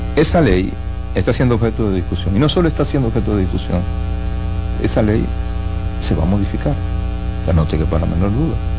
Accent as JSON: {"language": "Spanish", "country": "Dominican Republic"}